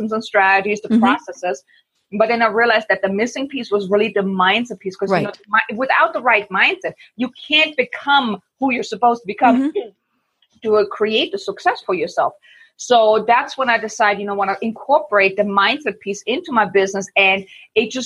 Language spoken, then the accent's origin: English; Germany; moved away as an adult; I'm from Germany.